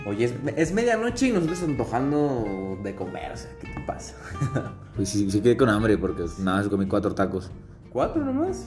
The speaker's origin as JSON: {"language": "Spanish", "town": "Tapachula", "region": "Chiapas", "country": "Mexico", "said": "en Tapachula, de donde soy"}